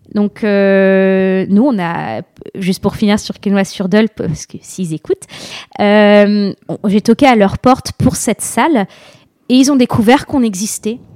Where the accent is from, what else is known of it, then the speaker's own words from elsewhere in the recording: La Madeleine, Hauts-de-France, France; je suis originaire de la Madeleine, juste à côté de Lille